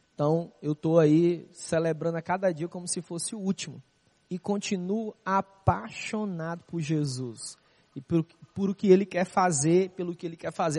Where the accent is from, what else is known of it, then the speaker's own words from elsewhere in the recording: Fortaleza, Ceará, Brazil; moved away as an adult; now in Rio de Janeiro, Brazil; Sou da cidade de Fortaleza, Ceará